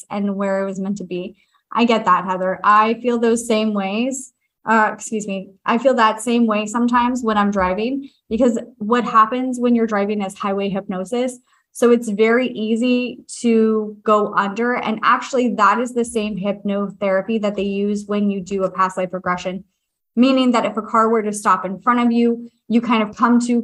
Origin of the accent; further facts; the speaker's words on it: San Diego, California, United States; moved away; I grew up in San Diego